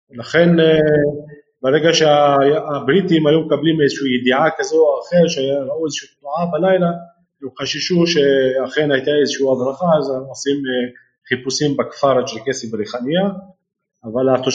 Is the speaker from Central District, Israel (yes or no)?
no; Rehaniya, Northern District, Israel